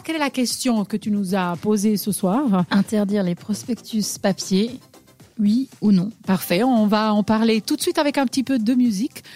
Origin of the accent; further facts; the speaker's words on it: Switzerland; chez nous en Suisse